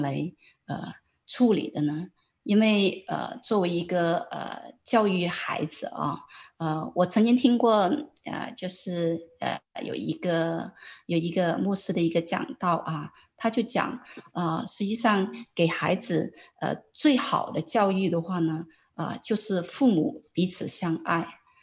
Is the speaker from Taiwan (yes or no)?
no; China; 很多作为中国人来讲的话呢，都会很担心